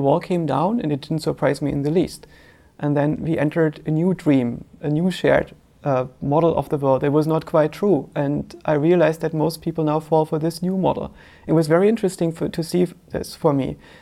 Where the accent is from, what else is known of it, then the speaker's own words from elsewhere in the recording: eastern Germany, Germany; I grew up in Eastern Germany